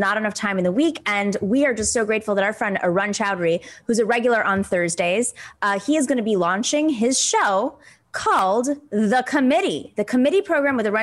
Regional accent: New York, United States; I'm a New Yorker.

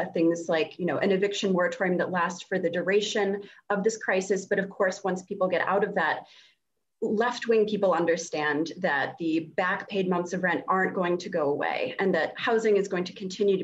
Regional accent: Massachusetts, United States; I'm from Massachusetts, where the winters are extremely cold

